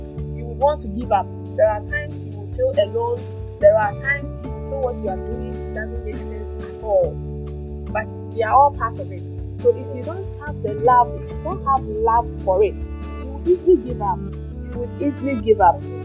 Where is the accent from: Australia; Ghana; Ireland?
Ghana; Eastern Region; now in Accra, Ghana; I am from the Eastern region, from Adelsna precisely, but I lived in Trondheim for quite a number of years before coming to Accra.